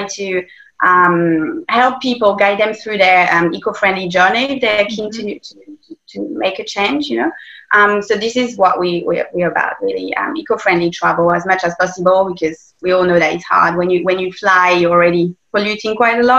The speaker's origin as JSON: {"language": "English", "region": "Corsica", "country": "France", "tie": "born or raised there", "also_born_or_lived": "the Alps, France", "moved": "as an adult", "lives_now": "Australia", "said": "my parents decided to move to Corsica"}